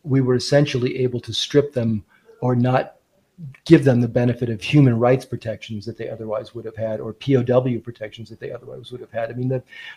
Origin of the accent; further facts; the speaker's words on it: United States; as an American